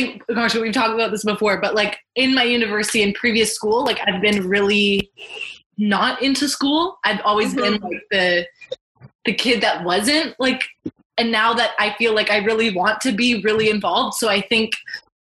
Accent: Mississauga, Ontario, Canada; I grew up in Mississauga, Ontario, and I'm a postgraduate student currently

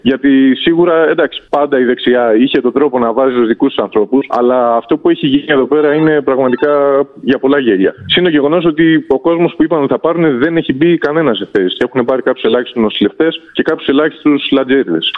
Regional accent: Euboea, near Aliveri, Central Greece, Greece; now in Athens, Greece; από συμπατριώτη, από την Εύβοια.

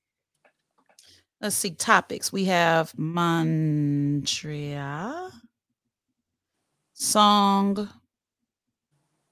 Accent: Chicago, Illinois, United States; I'm from Chicago.

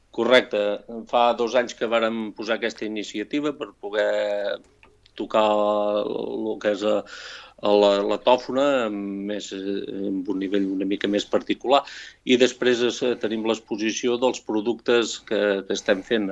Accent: Sant Julià de Vilatorta / l'Esquirol, Catalonia, Spain; now in Vic, Spain; jo sóc fill de Sant de l'Esquirol

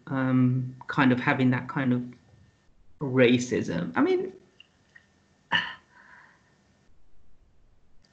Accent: London, United Kingdom; I was born in London.

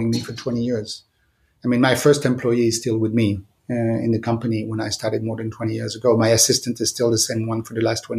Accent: Monte Carlo, Monaco; moved away as an adult; also born or lived in Lyon, France / Milan, Italy; now in Paris, France; I grew up in Monte Carlo, in the Principality of Monte Carlo.

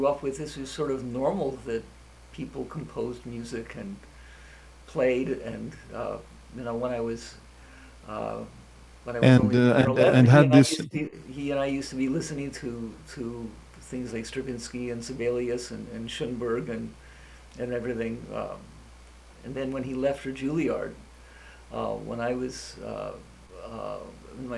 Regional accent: Montreal, Quebec, Canada; moved away as an adult; also born or lived in Thunder Bay, Ontario / Toronto / Ottawa / Alberta; I was born in Fort William, which is actually now Thunder Bay, which is just about right in the middle of the country. I grew up in Montreal

